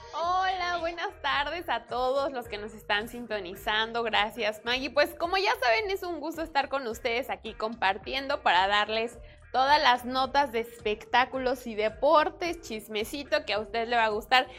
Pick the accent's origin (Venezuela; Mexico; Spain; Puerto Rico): Mexico; soy mexicana